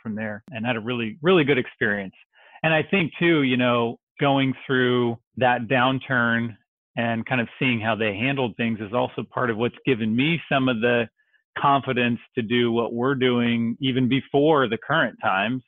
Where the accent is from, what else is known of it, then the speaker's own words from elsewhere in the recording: Dallas, Texas, United States; also born or lived in Dixon, Illinois; I grew up in North Dallas